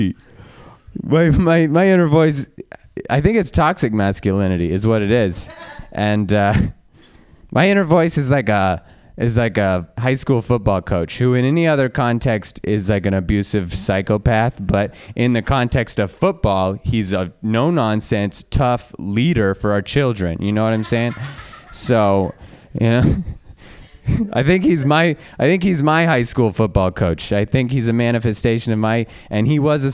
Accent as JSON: {"language": "English", "town": "Reno", "region": "Nevada", "country": "United States", "said": "I'm from Reno"}